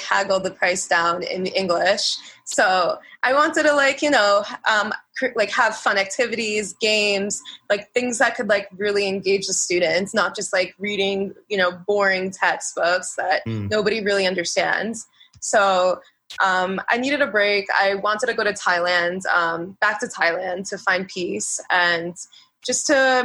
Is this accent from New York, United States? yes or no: yes; New York City, New York, United States; I'm a New Yorker.